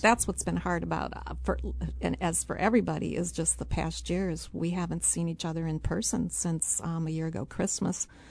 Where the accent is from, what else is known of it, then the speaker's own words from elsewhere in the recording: Streator, Illinois, United States; now in Urbana, United States; I grew up in LaSalle County on a farm